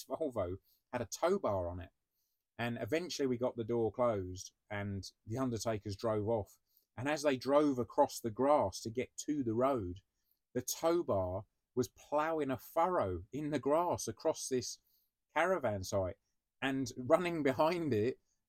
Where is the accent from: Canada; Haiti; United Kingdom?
United Kingdom; we're British